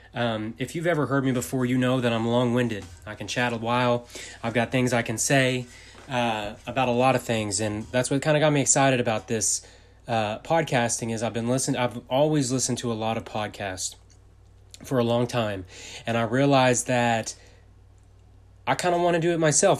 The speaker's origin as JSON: {"language": "English", "region": "Texas", "country": "United States", "said": "I'm from Texas."}